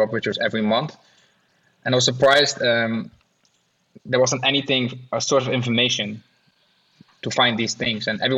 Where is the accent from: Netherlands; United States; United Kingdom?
Netherlands; I'm from the Netherlands